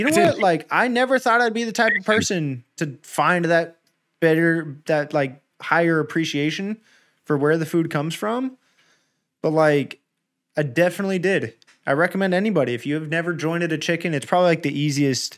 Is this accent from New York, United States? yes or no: no; Southern California, United States; now in Northern California, United States; being born and raised in Southern California